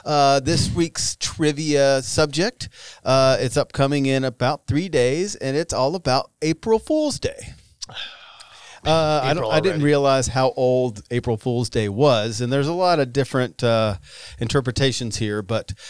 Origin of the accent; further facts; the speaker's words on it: the South, United States; I grew up in the South